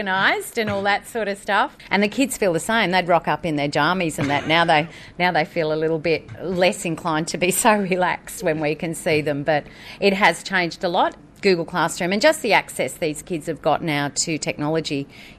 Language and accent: English; Deniliquin, New South Wales, Australia; moved away as an adult; also born or lived in Walgett; I'm originally from Deniliquin, down the other end of the state